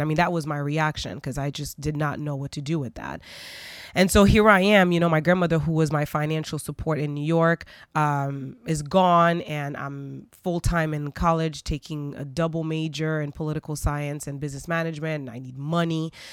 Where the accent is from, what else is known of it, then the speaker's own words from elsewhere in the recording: Port-au-Prince, Ouest, Haiti; I grew up in Haiti. Um, in Port au Prince, Haiti